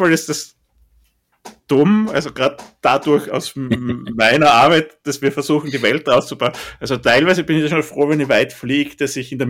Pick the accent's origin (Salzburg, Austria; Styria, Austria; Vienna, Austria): Styria, Austria; Beispiel Zersiedelung ist in Österreich ganz, ganz, ganz, ganz, ganz schlimm. Gerade in der Steiermark, wo ich herkomme.